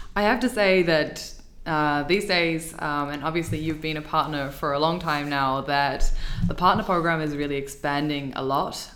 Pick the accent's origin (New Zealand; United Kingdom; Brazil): New Zealand; moved away as an adult; now in Dublin, Ireland; I'm from New Zealand originally, and I moved to Dublin